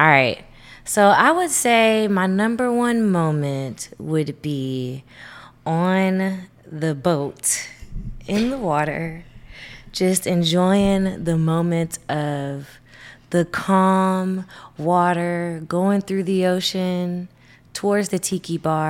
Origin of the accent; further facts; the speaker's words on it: Houston, Texas, United States; now in Fort Worth, United States; holding it down. I'm from Houston, Texas. Been living out here in Fort Worth, actually. Let me not go ahead and false say Dallas